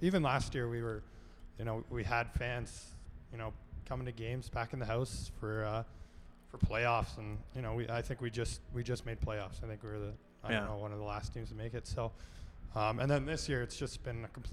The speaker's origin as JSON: {"language": "English", "area": "between Goderich and Clinton", "region": "Ontario", "country": "Canada", "tie": "born or raised there", "also_born_or_lived": "Nova Scotia", "moved": "as an adult", "lives_now": "Wolfville, Canada", "said": "I grew up about an hour from London. It's a little town. It's in between Goderich and Clinton."}